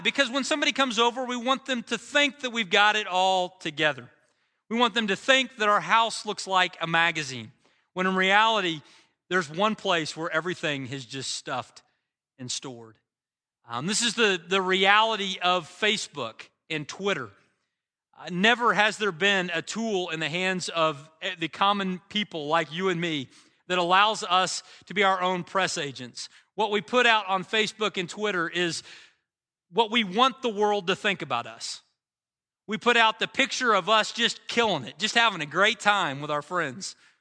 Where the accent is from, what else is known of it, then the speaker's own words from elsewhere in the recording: United States; as an American